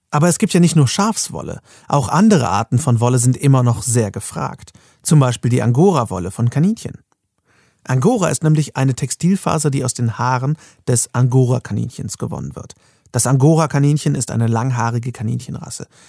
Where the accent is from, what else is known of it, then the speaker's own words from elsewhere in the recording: Germany; bei uns in Deutschland